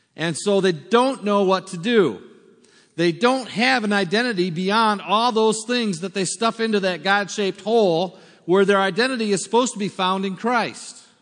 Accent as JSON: {"language": "English", "country": "United States", "also_born_or_lived": "South Africa", "moved": "as an adult", "said": "we're from America"}